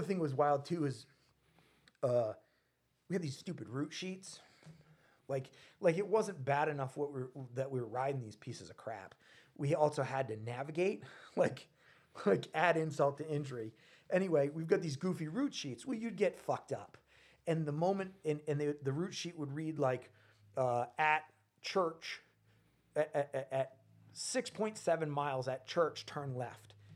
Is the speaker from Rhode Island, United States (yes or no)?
yes; Rhode Island, United States; I'm from Rhode Island.